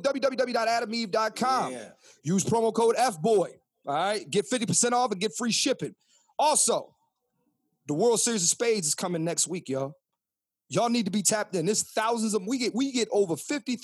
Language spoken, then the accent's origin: English; Philadelphia, Pennsylvania, United States; I'm from Philadelphia, Pennsylvania